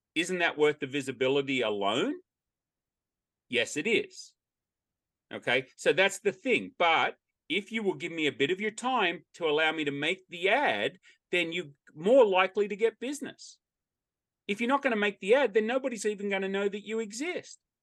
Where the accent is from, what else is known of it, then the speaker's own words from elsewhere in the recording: Australia; now in United States; I'm an Australian and I say Australian by birth, American by choice